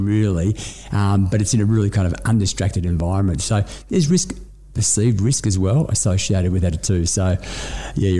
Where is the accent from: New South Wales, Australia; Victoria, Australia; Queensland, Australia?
Victoria, Australia; Melbourne; I grew up in the northern suburbs. I grew up in Northcote, family in Collingwood.